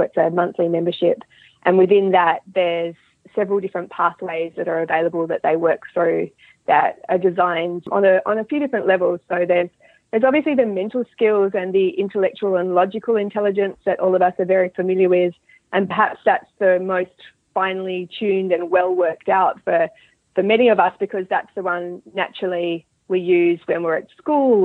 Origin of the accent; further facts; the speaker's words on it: Australia; moved away as an adult; now in Dunedin, New Zealand; I'm originally from Australia, so um, I'm an Australian living in New Zealand, and I grew up breeding and riding horses in Australia.